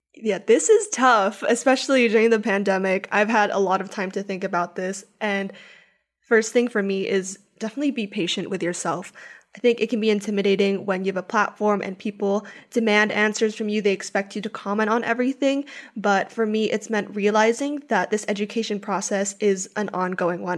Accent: Philippines; I grew up in the Philippines my whole life

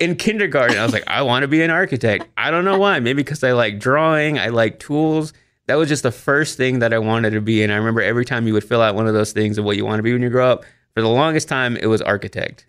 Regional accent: Waxahachie, Texas, United States; also born or lived in Austin, Texas; my hometown of Waxahachie, Texas, to Austin, Texas

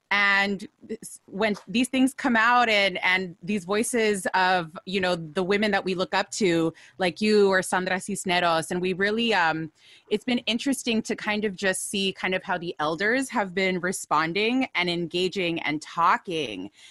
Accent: United States; We are born and raised in the U S

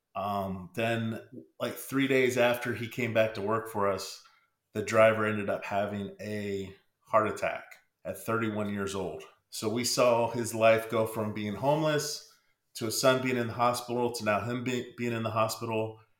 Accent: Pennsylvania, United States; moved away; I'm originally from Pennsylvania

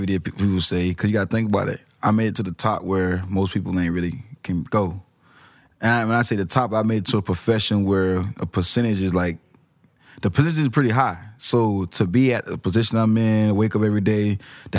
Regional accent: Florida, United States; I'm from Florida.

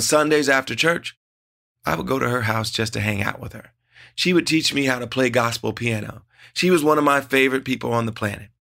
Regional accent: Ohio, United States; Growing up in Ohio, music was always at the heart of our family

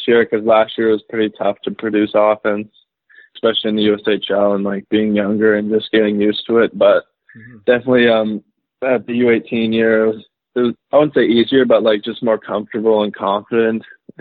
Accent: Calgary, Alberta, Canada; also born or lived in Whitefish, Montana, United States / Michigan, United States; it's like my hometown

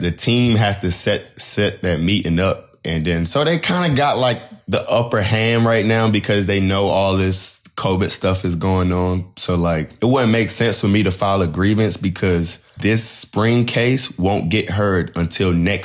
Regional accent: North Carolina, United States; moved away as an adult; also born or lived in Georgia / Los Angeles / St. Louis; growing up in North Carolina

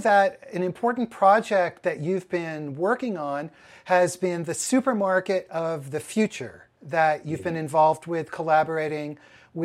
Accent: New York, United States; now in Boston, United States; I'm from New York

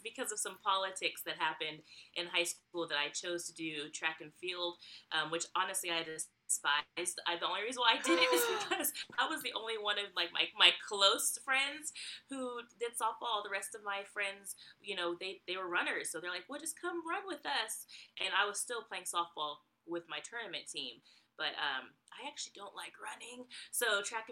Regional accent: Bay Area, California, United States; moved away as an adult; now in Georgia, United States; I am from the Bay Area, California. But about 5 years ago, my family and I moved to Georgia, which is where we currently reside.

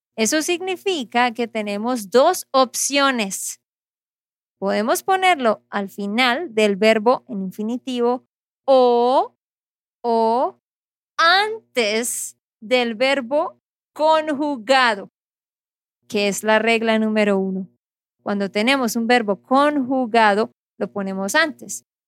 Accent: Santander, Colombia; de Santander, Colombia

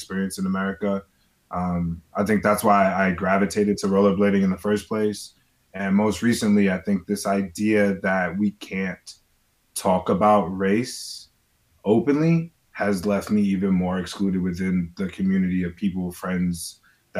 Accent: New York, United States; I grew up in New York in the 90s

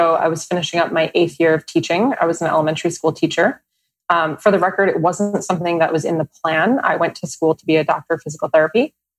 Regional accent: New Jersey, United States; now in New York City, United States; New Jersey.

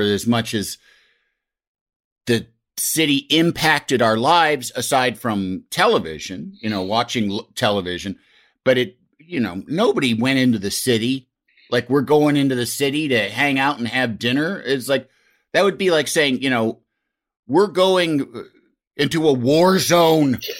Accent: Yorkville, Illinois, United States; I'm from Yorkville, Illinois

